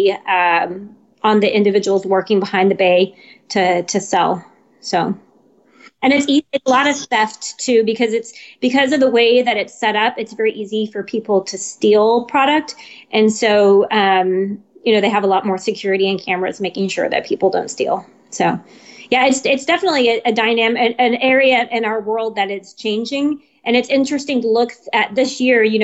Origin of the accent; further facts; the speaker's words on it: San Antonio, Texas, United States; moved away as an adult; I was born in San Antonio. I was here for a few years, joined the Army, left for a few years, and then I was fortunate enough to be able to retire here